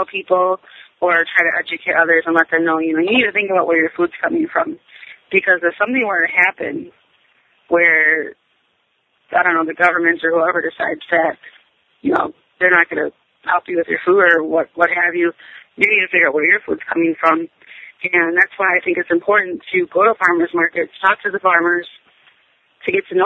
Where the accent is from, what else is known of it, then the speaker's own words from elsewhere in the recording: Wisconsin, United States; moved away; I grew up in Wisconsin